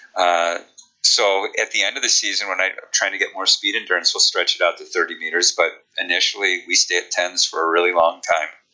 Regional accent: Chicago, Illinois, United States; accent: Chicago; my Chicago accent

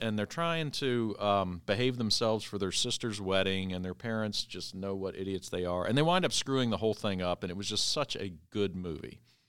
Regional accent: Virginia Beach, Virginia, United States; in my hometown of Virginia Beach, Virginia, where I grew up

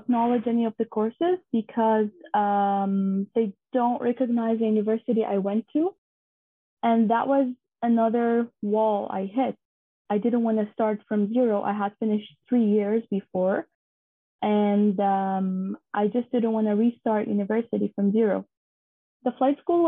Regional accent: Syria; moved away as an adult; Growing up in Syria was actually very nice

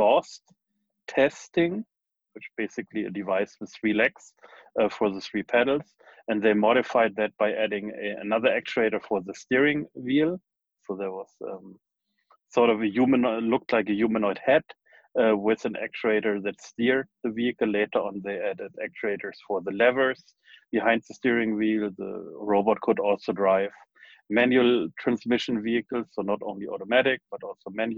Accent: Germany; moved away as an adult; also born or lived in United States / Darmstadt / New York / Braunschweig; now in Silicon Valley, United States; I was born in Germany, then went to high school in Germany and in the US

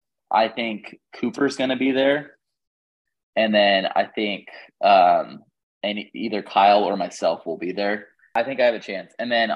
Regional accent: England, United Kingdom; I'm English

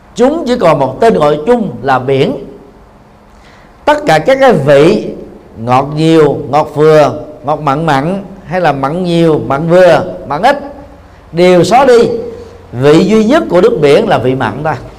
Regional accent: Vietnam; người Việt Nam chúng ta

